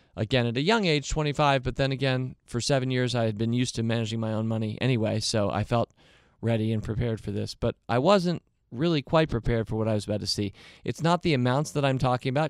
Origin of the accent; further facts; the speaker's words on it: United States; I'm an American too